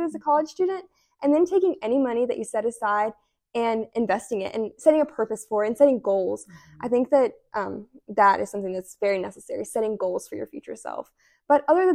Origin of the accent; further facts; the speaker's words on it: Providence, Kentucky, United States; moved away as an adult; now in Oxford, United States; I'm initially from Providence, Kentucky, but I currently live in Oxford.